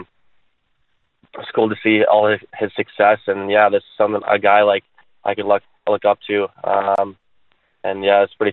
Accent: Chicago, Illinois, United States; growing up in Chicago here

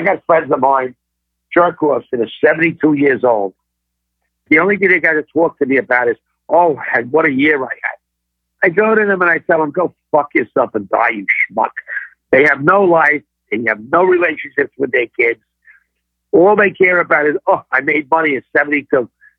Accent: New York, United States; I'm a fucking New Yorker. That's what I am. I talk like a New Yorker

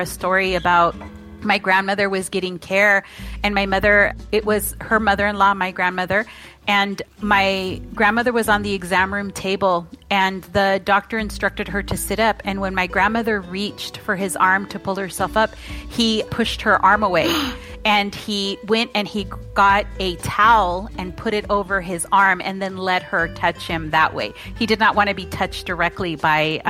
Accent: Fresno, California, United States; also born or lived in Orange Cove, California; I was born in Fresno in 1969

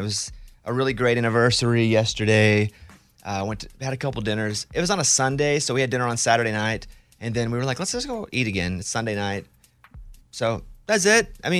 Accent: Arkansas, United States; the kid version of me growing up in Arkansas, I never thought he'd see that.

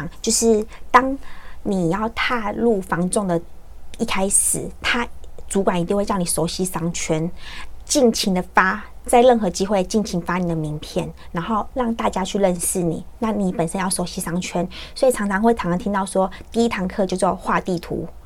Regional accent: Xinzhuang, New Taipei, Taiwan; 我就在新庄长大

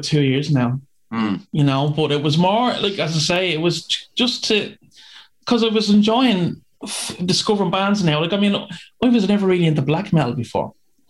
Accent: Dublin, Leinster, Ireland; I'm from East Wall originally

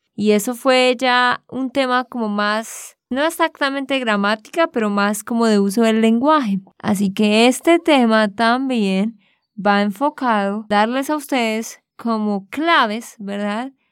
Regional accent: Santander, Colombia; de Santander, Colombia

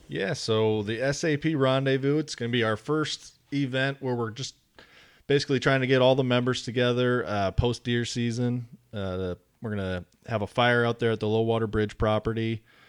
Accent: Wisconsin, United States; moved away as an adult; now in North Carolina, United States; born and raised in Wisconsin, um, moved to North Carolina after high school

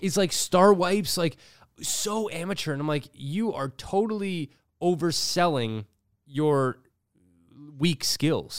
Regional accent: Toronto, Ontario, Canada; Growing up in Toronto

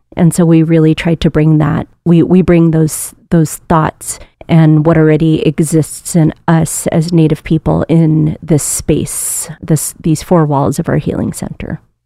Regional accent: Aleutians and Pribilofs, Alaska, United States; also born or lived in Sitka; years of doing community-based work in my region, in the Aleutians and Prevloffs

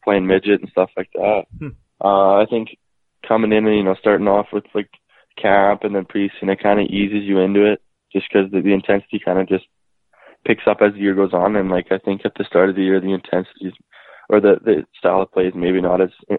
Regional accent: Saskatoon, Saskatchewan, Canada; I'm from Saskatoon, Saskatchewan

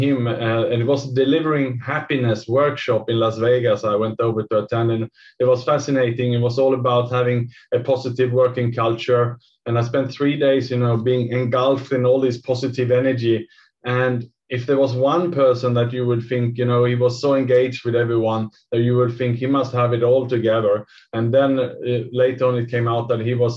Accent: Sweden; now in Singapore; I'm from Sweden myself

